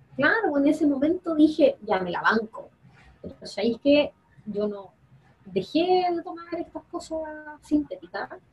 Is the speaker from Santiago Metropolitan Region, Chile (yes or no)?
no; Quillota, Valparaíso, Chile; yo soy de Quillota